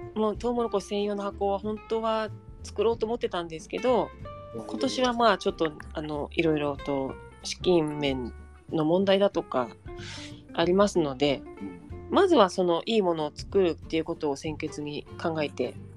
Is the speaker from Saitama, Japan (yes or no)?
yes; Saitama, Japan; also born or lived in Nagano; now in Shiojiri, Japan; 埼玉出身